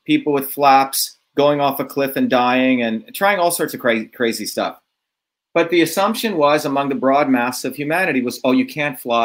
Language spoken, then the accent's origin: English; India; moved away; growing up in India as a low caste